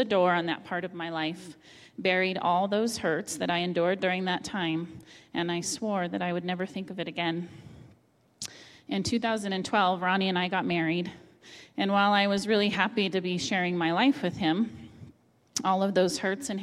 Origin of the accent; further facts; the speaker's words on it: Las Cruces, New Mexico, United States; also born or lived in Albuquerque, New Mexico; I returned to my hometown of Las Cruces, New Mexico